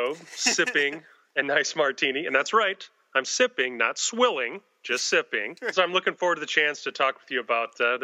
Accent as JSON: {"language": "English", "region": "Central Time Zone", "country": "United States", "tie": "born or raised there", "said": "I grew up in the Central Time Zone."}